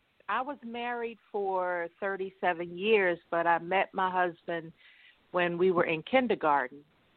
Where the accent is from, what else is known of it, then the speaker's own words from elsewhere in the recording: New Jersey, United States; New Jersey.